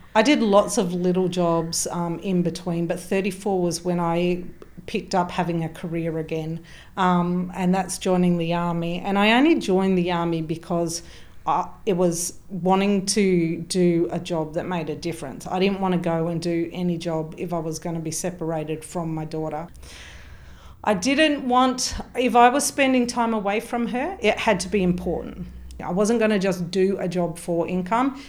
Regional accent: Mount Gambier, South Australia, Australia; moved away as an adult; also born or lived in Melbourne / Darwin; I'm from South Australia, so Mount Gambier.

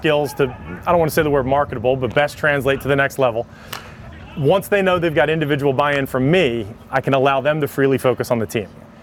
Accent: Philadelphia, Pennsylvania, United States; I'm from Philadelphia

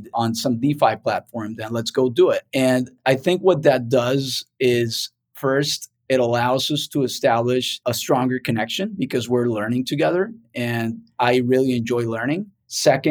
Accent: Cartagena, Bolívar, Colombia; now in United States; I grew up in Colombia and basically in Cartagena

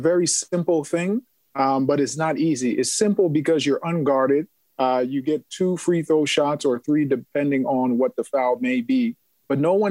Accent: Centreville, Virginia, United States; I grew up in Centerville, Virginia

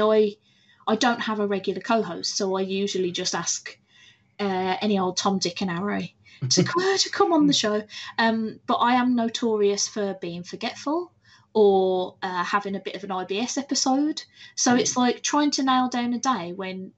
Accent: United Kingdom; I'm very British.

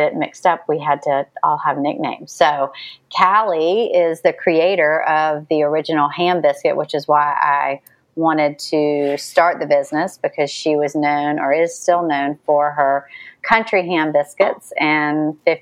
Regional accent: the South, United States; accent: Southern; also born or lived in New York; my Southern accent

